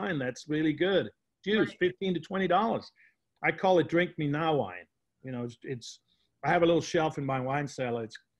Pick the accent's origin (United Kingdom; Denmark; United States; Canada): Denmark; I grew up in Denmark